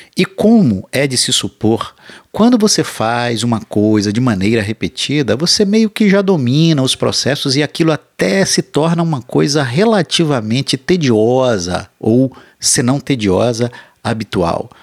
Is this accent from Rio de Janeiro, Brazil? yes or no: yes; Rio de Janeiro, Brazil; como bom carioca